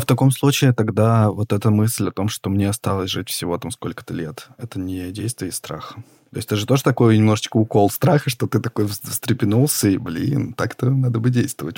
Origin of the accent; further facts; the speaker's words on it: Yekaterinburg, Sverdlovsk Oblast, Russia; мы не из Москвы и не из Петербурга, мы из Екатеринбурга